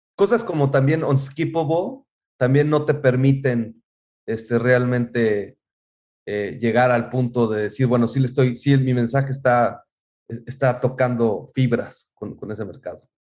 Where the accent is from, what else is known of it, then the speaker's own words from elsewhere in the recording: Mexico City, Mexico; moved away as an adult; now in United States; yo creciendo en México, pues sí, este, alguna vez fui con toda mi familia a Pátzcuaro y lo vivimos, increíble, pero volvía yo a la Ciudad de México